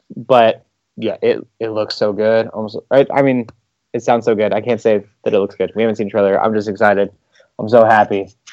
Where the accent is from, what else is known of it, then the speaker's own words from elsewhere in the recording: United States; I'm an American